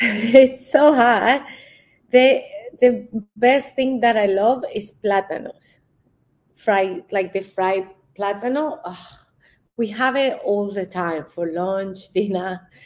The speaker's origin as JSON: {"language": "English", "country": "Colombia", "second_language": "English", "moved": "as an adult", "lives_now": "Australia", "said": "I box in Australia, but I'm originally from Colombia"}